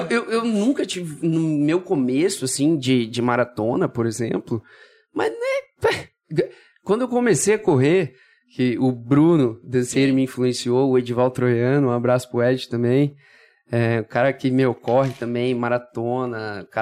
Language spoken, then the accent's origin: Portuguese; Brazil; also born or lived in São Paulo; Eu, eu sou do Brasil, né? E aí voltei pro Brasil.